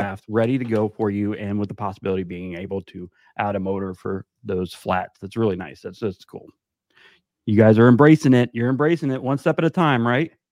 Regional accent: South Florida, United States; now in North Carolina, United States; I'm from South Florida

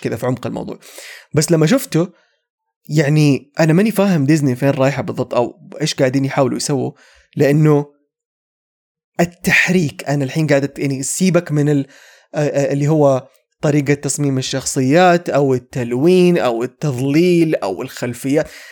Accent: Saudi Arabia; عندنا في السعوديه

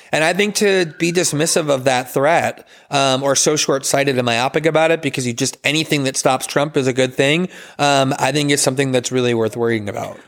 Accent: United States; as an American

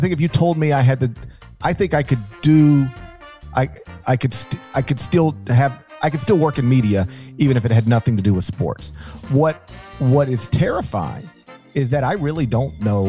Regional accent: Mississippi, United States; I grew up in Mississippi

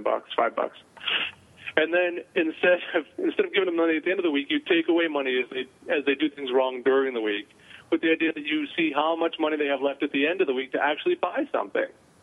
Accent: New England, United States; when I was a kid and I grew up in New England

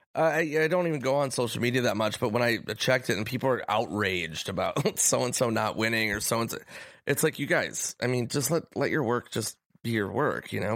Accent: Minnesota, United States; moved away as an adult; also born or lived in New York; I was nineteen from Minnesota

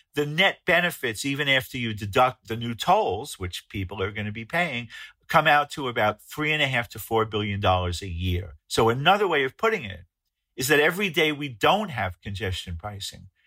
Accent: New York City, New York, United States; my hometown of New York City

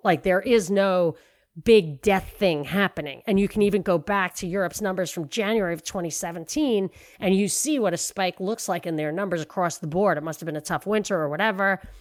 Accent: New York City, New York, United States; moved away; I'm from New York.

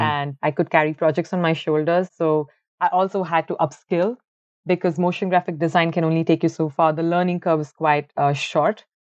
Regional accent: Bangalore, Karnataka, India; moved away as an adult; also born or lived in Ahmedabad; now in Ireland; originally, I am from Bangalore. It's the I T capital of India, and I've been born and brought up over there

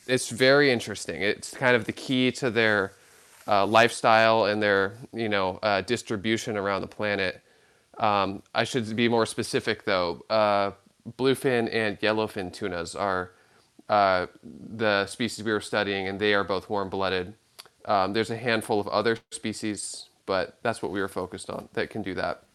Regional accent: Santa Cruz, California, United States; growing up in Santa Cruz, California

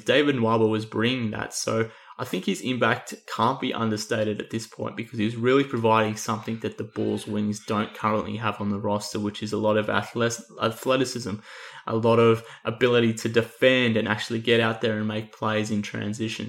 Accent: Australia; accent: Australian; given my accent, um, you would pick up that I'm probably a bit of a homer when it comes to all things Matthew Dellavedova

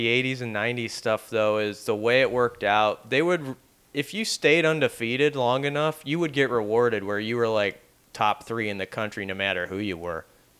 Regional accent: Nebraska, United States; moved away; I'm from Nebraska

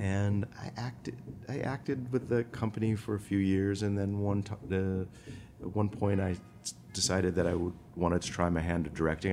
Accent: Rockford, Illinois, United States; moved away; I was born in Rockford, Illinois

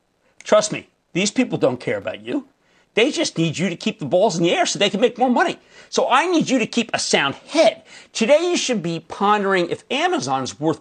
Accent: New Jersey, United States; We're going to Byron in my home state of New Jersey.

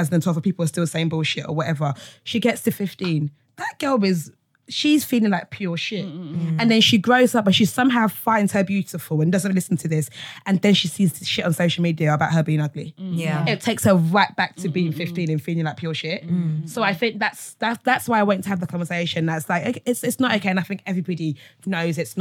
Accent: Essex, East of England, United Kingdom; also born or lived in Nigeria; I grew up with in Essex.

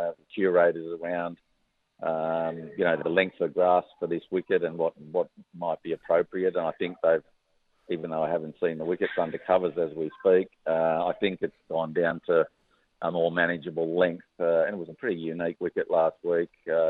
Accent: Western Australia, Australia; also born or lived in Tasmania / New South Wales; now in Victoria, Australia; I'm an Australian cricket person. So. And with great memories from, you know, four states now. Started in WA, obviously, with my home. Tasmania, 14 years of wonderful opportunity. Same in Victoria, where home is now.

